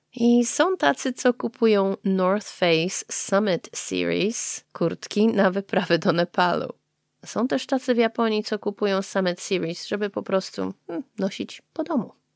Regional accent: Poland; now in Japan; To moje korzenie są z Polski. Moja rodzina jest z Polski

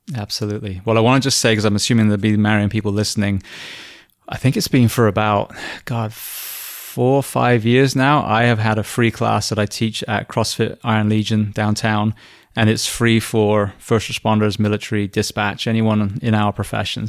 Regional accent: England, United Kingdom; moved away; I'm English

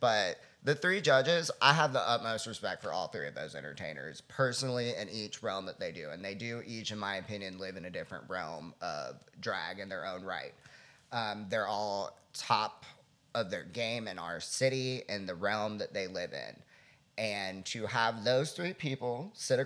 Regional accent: South Florida, United States; I was born and raised in the South Florida trailer park

